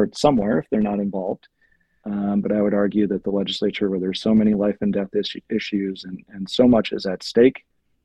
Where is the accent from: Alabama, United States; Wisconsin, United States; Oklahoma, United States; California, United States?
Wisconsin, United States; Manitowoc; I grew up in Manitowoc